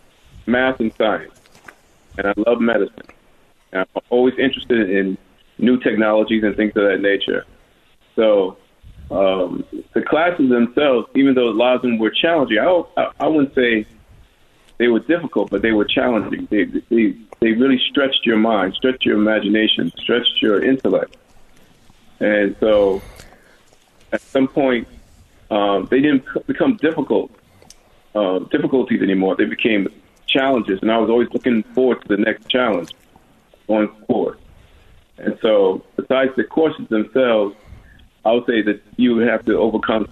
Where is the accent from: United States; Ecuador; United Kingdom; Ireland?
United States; New York City, New York; also born or lived in Harlem, New York City / Laurelton, Queens; now in Atlanta, United States; I was born in Harlem, New York City, and I lived in Harlem until I was about 9 and a half, then we moved to Laurel, Queens